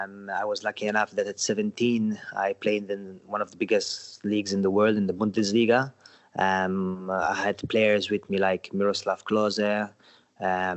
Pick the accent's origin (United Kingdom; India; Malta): Malta; Sliema; lived always here in Malta and my town, Salema.